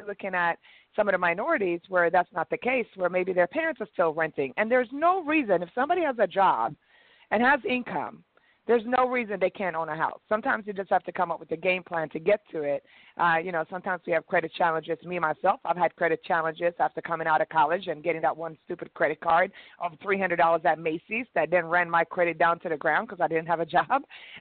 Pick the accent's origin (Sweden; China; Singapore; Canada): Sweden; now in Atlanta, United States; I'm originally from Sweden, so I come from a very multicultural background